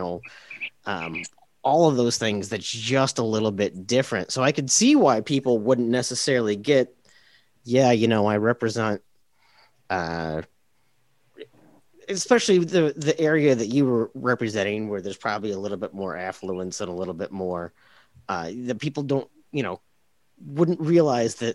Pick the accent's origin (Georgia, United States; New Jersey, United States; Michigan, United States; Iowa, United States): Iowa, United States; eastern; I grew up in eastern Iowa in a rural community